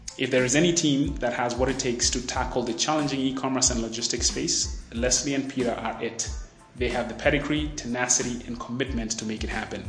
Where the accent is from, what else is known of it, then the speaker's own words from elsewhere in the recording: Nairobi, Kenya; being a Nairobi baby